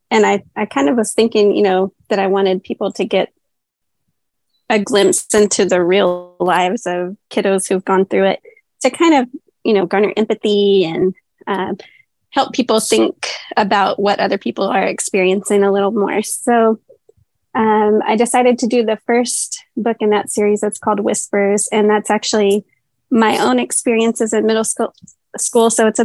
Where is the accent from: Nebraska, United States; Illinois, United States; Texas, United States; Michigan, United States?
Texas, United States; Yes, actually, in Northwest Texas.